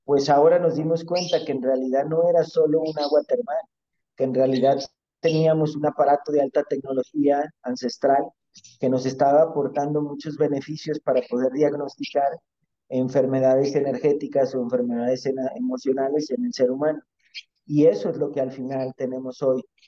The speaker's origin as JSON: {"language": "Spanish", "country": "Mexico", "tie": "born or raised there", "said": "yo a mí me tocó nacer en México, yo soy mexicano"}